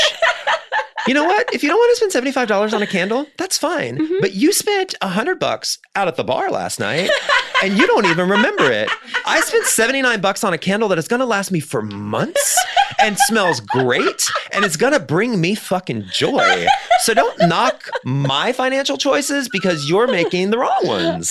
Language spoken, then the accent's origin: English; Missouri, United States; also born or lived in New York; now in Los Angeles, United States; me growing up in Missouri